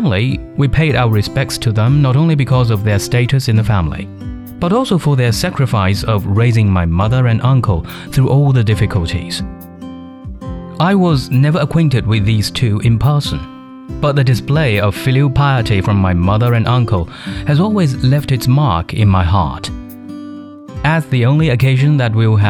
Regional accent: Zhejiang, China; I come from eastern China's Zhejiang province

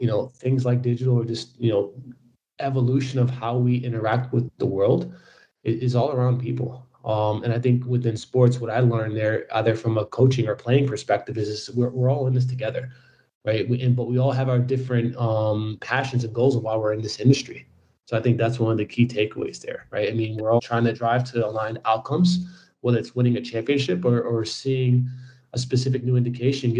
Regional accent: New York, United States; Growing up in inner city New York

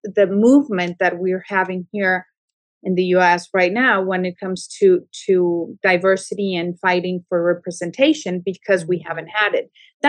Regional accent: Mexico; moved away as an adult; also born or lived in Hollywood; now in Los Angeles, United States; casting director. I started my career in Mexico. I'm Mexican. I was born and raised in Mexico. And eventually I moved to Hollywood 15 years ago, more or less.

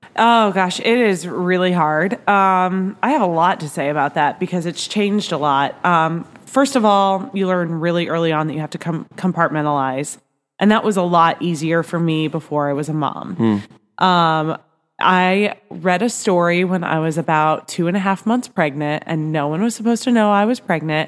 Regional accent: Nebraska, United States; now in Kansas City, United States; I grew up in Nebraska

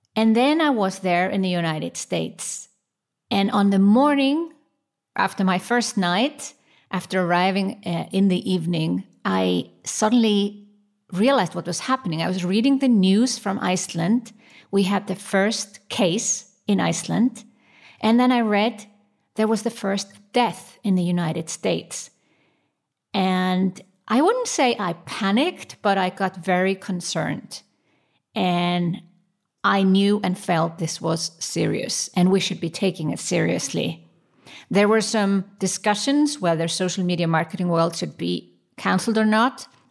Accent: Switzerland; my home country, Switzerland.

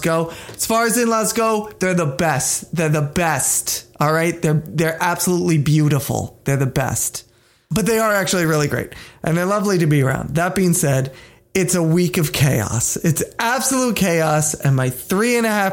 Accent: Pennsylvania, United States; I'm from Pennsylvania

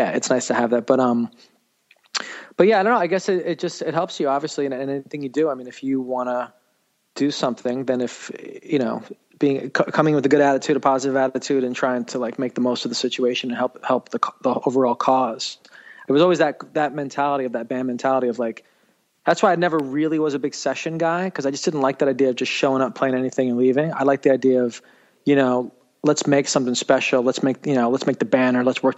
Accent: New York City, New York, United States; born or raised there

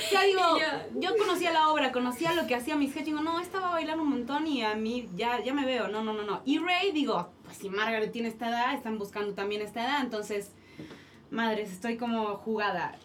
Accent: Argentina; moved away as an adult; now in Mexico

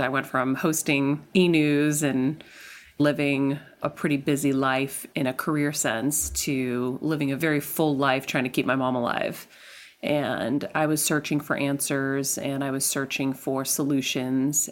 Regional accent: Medford, Massachusetts, United States; I am from Medford, Massachusetts, born to Greek immigrant parents

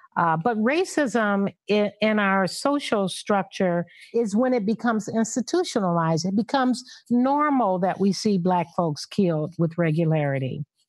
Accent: Los Angeles, California, United States; growing up in South Central Los Angeles

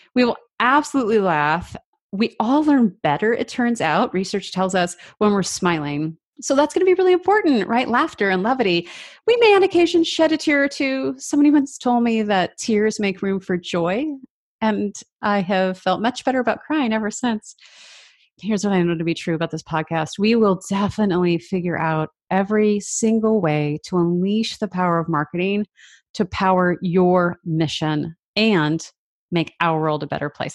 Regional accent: Seattle, Washington, United States; also born or lived in Vancouver, Canada; we moved from Vancouver to Seattle, or the Seattle area

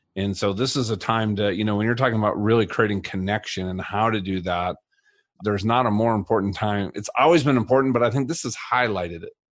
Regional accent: Colorado, United States; I'm from Colorado

